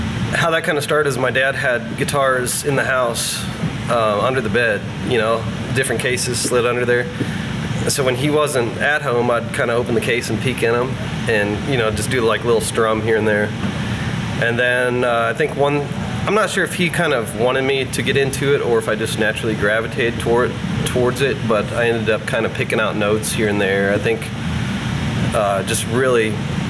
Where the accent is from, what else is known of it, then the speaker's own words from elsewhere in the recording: Carlinville, Illinois, United States; I grew up in a small farm town in central Illinois called Carlinville